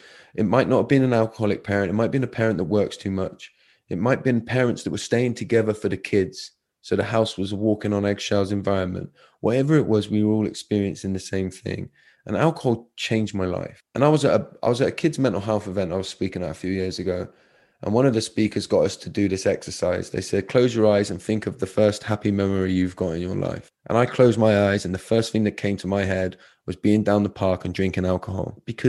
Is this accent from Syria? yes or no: no; United Kingdom; We hide behind, it's just being British.